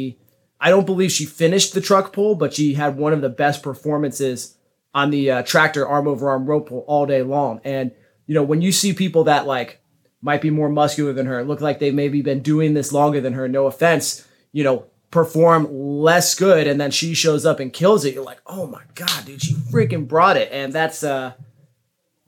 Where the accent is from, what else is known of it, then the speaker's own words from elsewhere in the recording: Dallas-Fort Worth area, Texas, United States; moved away; I grew up in the Dallas-Fort Worth area